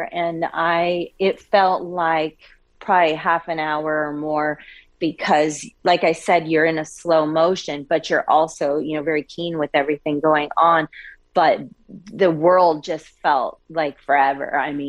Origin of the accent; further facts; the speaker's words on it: Coeur d'Alene, Idaho, United States; I'm actually originally from Coeur d'Alene, Idaho, been around guns pretty much my whole life.